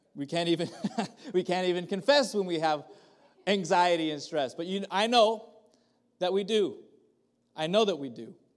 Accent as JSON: {"language": "English", "town": "Kerman", "region": "California", "country": "United States", "tie": "born or raised there", "said": "I grew up in Kerman"}